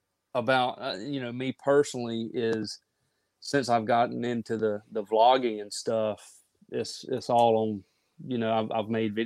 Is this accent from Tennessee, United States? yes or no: no; Mississippi, United States; I am a flatlander. I mean, born and raised in Mississippi.